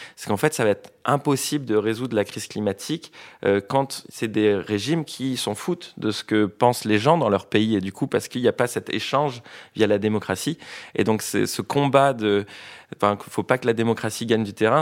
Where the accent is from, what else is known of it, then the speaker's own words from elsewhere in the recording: French Polynesia; je viens de Tahiti